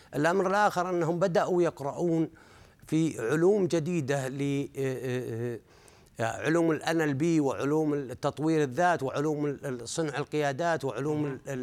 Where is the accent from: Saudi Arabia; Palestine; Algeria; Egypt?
Saudi Arabia; نحن عندنا في السعوديه